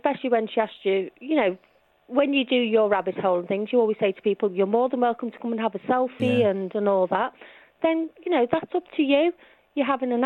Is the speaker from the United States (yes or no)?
no; the Wirral, North West England, United Kingdom; accent: posh plastic scouser; I am from the Wirral